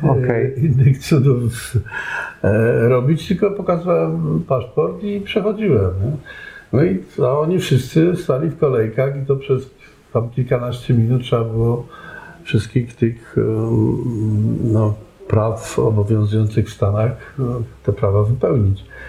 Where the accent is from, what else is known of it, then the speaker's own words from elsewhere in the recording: Żywiec, Silesian Voivodeship, Poland; moved away; also born or lived in Canada; urodziłem się w Żywcu